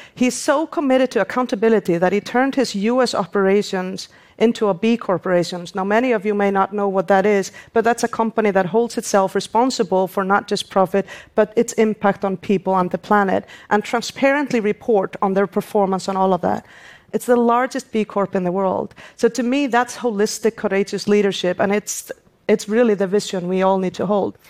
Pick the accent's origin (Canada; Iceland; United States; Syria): Iceland; my home country, Iceland